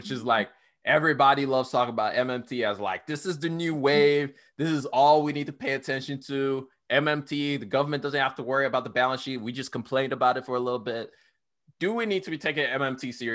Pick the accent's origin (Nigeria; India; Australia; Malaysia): Nigeria; now in United States; I grew up in Nigeria